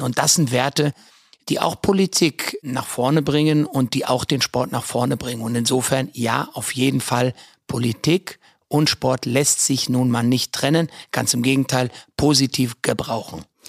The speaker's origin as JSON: {"language": "German", "town": "Frankfurt", "region": "Hesse", "country": "Germany", "tie": "born or raised there", "said": "ich bin Frankfurter Bub durch und durch, bin in Frankfurt groß geworden"}